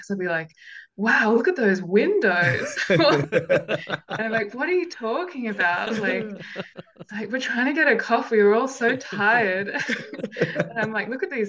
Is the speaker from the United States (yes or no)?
no; Canberra, Australian Capital Territory, Australia; I'm from Canberra